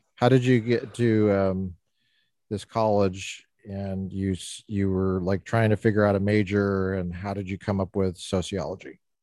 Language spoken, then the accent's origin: English; United States; I'm an American